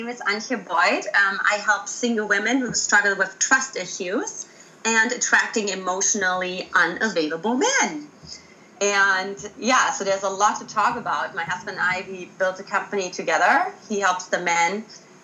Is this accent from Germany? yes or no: yes; Germany; accent: German; English is a second language; moved away as an adult; also born or lived in United States; I got myself out of Germany, in case you haven't identified my accent